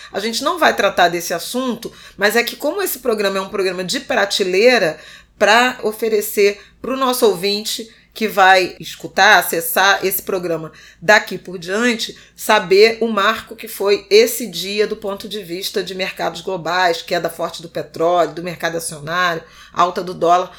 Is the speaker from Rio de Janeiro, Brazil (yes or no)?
yes; Rio de Janeiro, Brazil; Eu cresci num conjunto habitacional em Irajá